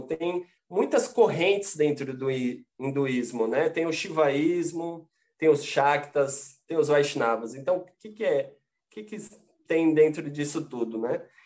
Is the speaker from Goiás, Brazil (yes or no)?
no; Santos, São Paulo, Brazil; Santos, que é a minha cidade natal.